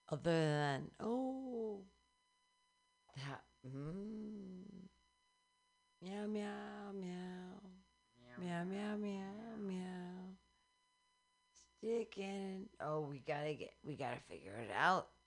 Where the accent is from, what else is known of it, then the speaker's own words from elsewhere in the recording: Michigan, United States; I'm from Michigan.